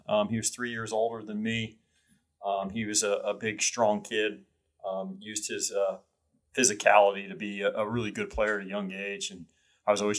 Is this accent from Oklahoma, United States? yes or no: yes; Tulsa, Oklahoma, United States; moved away as an adult; also born or lived in Atlanta, Georgia; Raised in Tulsa, Oklahoma, and went to kindergarten through K through 12 in Tulsa, Oklahoma